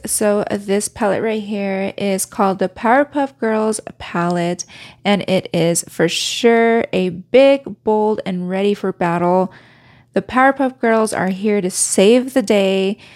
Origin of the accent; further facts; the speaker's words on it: Reno, Nevada, United States; moved away; I haven't been in my hometown since the pandemic